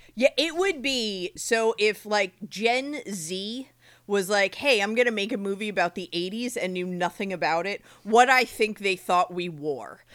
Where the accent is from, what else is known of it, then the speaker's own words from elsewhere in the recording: Eatontown, New Jersey, United States; So I grew up in Monmouth County, which, you know, is Eatontown, New Jersey, which is where I grew up.